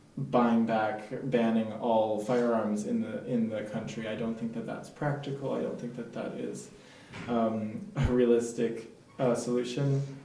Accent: United States; moved away as an adult; now in France; I'm American.

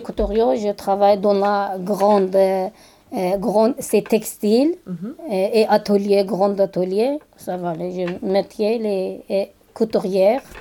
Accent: Kurdistan, Turkey; French is a second language; moved away as an adult; also born or lived in Istanbul; now in Paris, France; J'ai origine, c'est kurde, nationalité des Turquie. J'ai parlé deux langues, et turc et kurde.

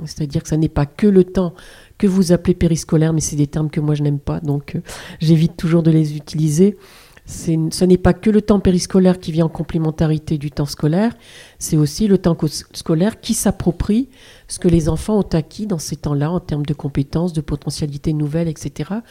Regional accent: France; chez nous en France

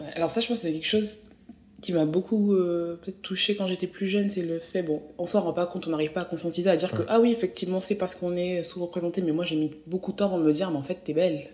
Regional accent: France; je suis française

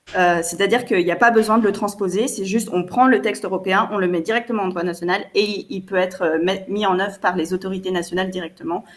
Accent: France; je ne suis pas belge, je suis française.

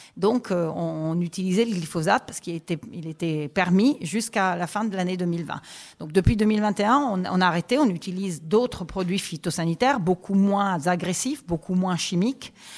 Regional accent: Italy; French is a second language; moved away as an adult; now in France; J'ai étudié les sciences politiques en Italie, parce que je suis italienne. Et je suis arrivée en France pour travailler

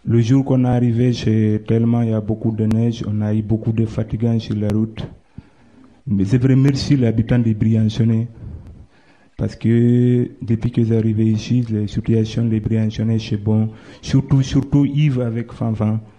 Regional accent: Guinea; moved away as an adult; now in France; Je viens de Guinée-Conakry. J'arrivais en France ici le 3 février 2017

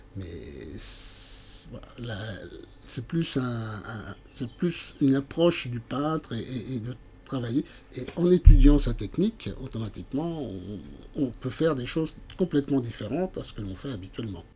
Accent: Montceau-les-Mines, Bourgogne-Franche-Comté, France; je suis originaire de, de Montsolémine

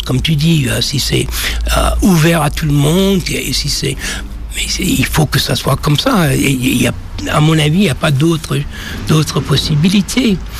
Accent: Washington, District of Columbia, United States; French is a second language; now in France; je suis né à Washington, c'était une ville noire, 80 7% noir, ville de Duke Ellington

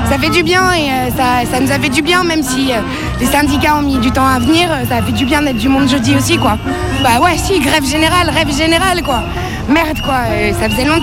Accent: Paris, Île-de-France, France; Moi, je suis violoniste. je viens de Paris. Voilà, je, je suis malgache, bretonne on espère là.

